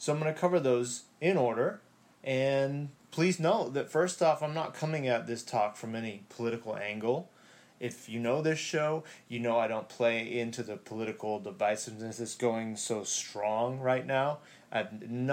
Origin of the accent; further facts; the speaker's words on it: United States; also born or lived in Hawaii; I'm American. I live in America, even though it's Hawaii, which is a little different than other states.